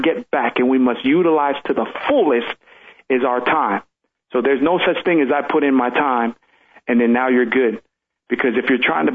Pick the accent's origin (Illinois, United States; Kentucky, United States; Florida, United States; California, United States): California, United States; Pomona; English is a second language; also born or lived in Tonga; the hood where I grew up in Pomona